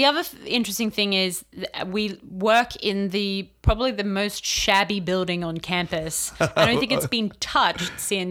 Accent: United States; But I'm from America would fly.

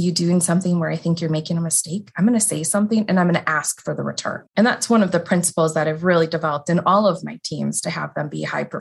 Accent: outside of the Milwaukee area, Southeast Wisconsin, United States; So I grew up in Wisconsin, Southeast Wisconsin, outside of the Milwaukee area in a smaller community.

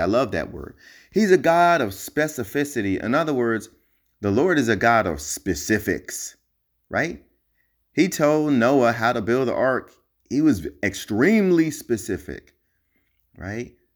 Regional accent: New Jersey, United States; now in Hawaii, United States; I'm originally from Jersey

